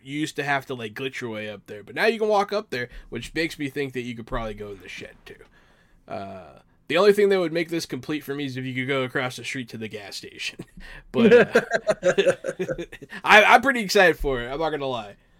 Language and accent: English; Pittsburgh, Pennsylvania, United States; I was born in Pittsburgh